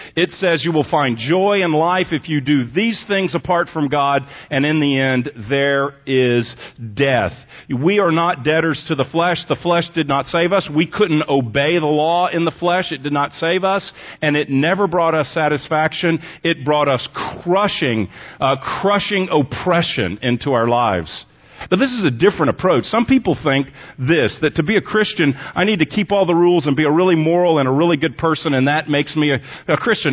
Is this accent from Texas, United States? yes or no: yes; Texas, United States; moved away; also born or lived in Pasadena, California; I was born in Texas, but I lived there for a lot of years